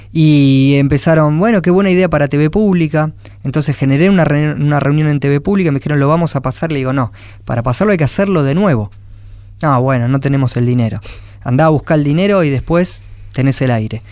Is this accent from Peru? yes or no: no; Quilmes, Buenos Aires Province, Argentina; y soy de Quilmes